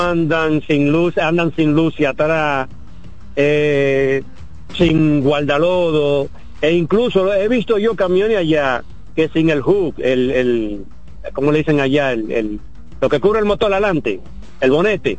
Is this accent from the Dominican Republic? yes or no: yes; Bajos de Haina, San Cristóbal, Dominican Republic; moved away as an adult; now in United States; Yo soy nativo, yo, soy nativo de ahí del 13 de Jaina. Nacido y criado, a los 20 años vine para acá